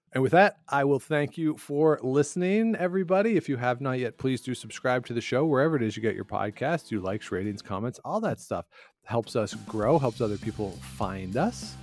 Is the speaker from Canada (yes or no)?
yes; Guelph, Ontario, Canada; moved away; I grew up near Guelph